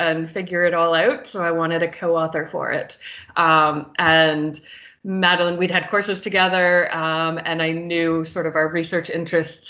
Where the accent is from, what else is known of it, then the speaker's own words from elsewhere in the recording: Canada; also born or lived in Ireland; I did a year in Ireland with school, but yeah, the rest has been in Canada.